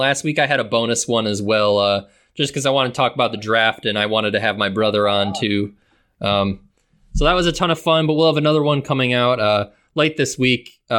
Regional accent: Wauwatosa, Wisconsin, United States; born and raised in Milwaukee, but really like a suburb outside of it. It's called Wauwatosa.

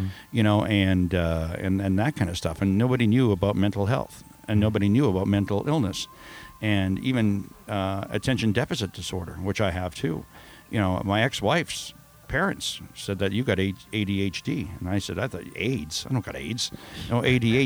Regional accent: Saskatchewan, Canada; I started out in Saskatchewan. I was born in Saskatchewan. Born and raised

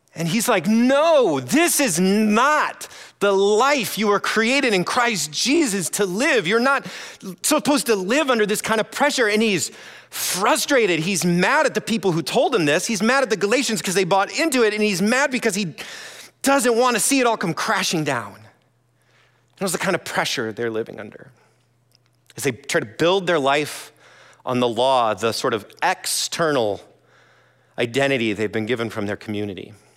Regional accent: Iowa, United States; moved away as an adult; also born or lived in Brazil; now in Madison, United States; originally I'm from Iowa

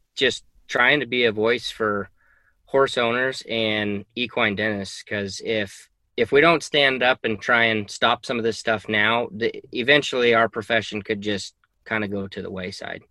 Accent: Reno, Nevada, United States; also born or lived in Fallon, Nevada; I was born and raised in Reno

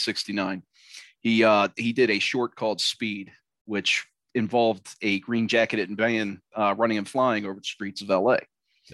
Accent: Pasadena, California, United States; Growing up in Pasadena

